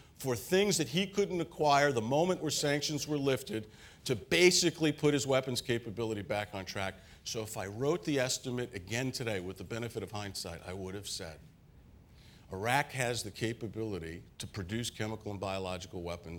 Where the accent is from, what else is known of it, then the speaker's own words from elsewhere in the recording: Queens, New York, United States; Where I grew up in Queens, we used to talk like